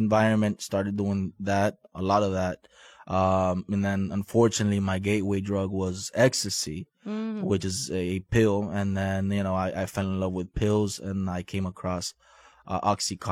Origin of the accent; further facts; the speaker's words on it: Miami, Florida, United States; also born or lived in Guatemala; I was born in Guatemala. I was brought to Miami at the age of 5 with my parents. I grew up in a loving family